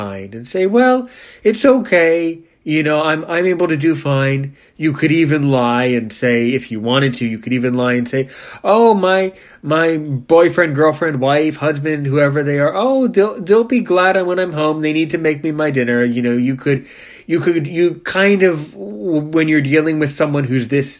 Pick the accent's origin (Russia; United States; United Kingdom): United States; I was born in the USA. Thank God I'm American